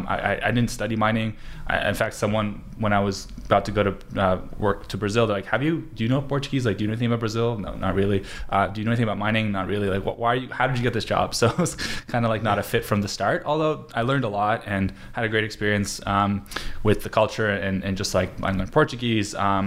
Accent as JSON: {"language": "English", "town": "Vancouver", "region": "British Columbia", "country": "Canada", "tie": "born or raised there", "also_born_or_lived": "Krasnoyarsk, Siberia, Russia / Israel", "said": "I was born in Siberia in a city called Krasnoyarsk. And when I was 2.5, we moved to Israel. And then from there, 2.5 years later, when I was 5, moved here to Vancouver."}